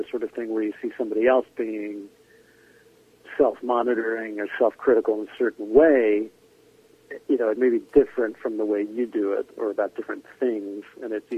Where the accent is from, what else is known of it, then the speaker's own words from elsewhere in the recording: Scarsdale, New York, United States; accent: New York; also born or lived in Ireland; I grew up in a town, a suburb of New York called Scarsdale, New York